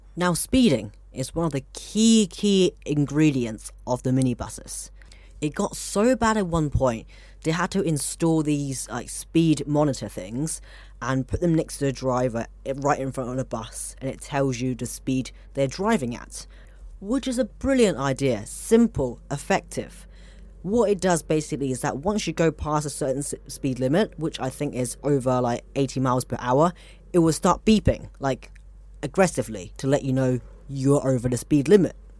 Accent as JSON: {"language": "English", "country": "Hong Kong", "said": "I'm from Hong Kong"}